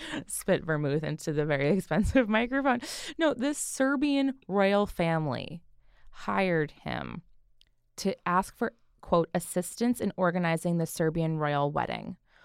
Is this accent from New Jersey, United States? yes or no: yes; Jersey Shore, New Jersey, United States; I grew up on the Jersey Shore